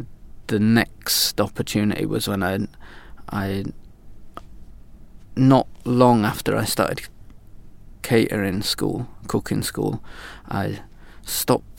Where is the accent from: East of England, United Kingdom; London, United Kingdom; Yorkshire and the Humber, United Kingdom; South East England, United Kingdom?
Yorkshire and the Humber, United Kingdom; York; moved away as an adult; now in Sweden; I come from York originally, in the north of England